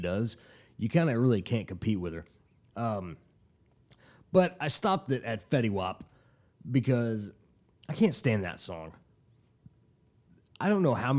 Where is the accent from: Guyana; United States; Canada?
United States; Tulsa, Oklahoma; I'm from Tulsa, Oklahoma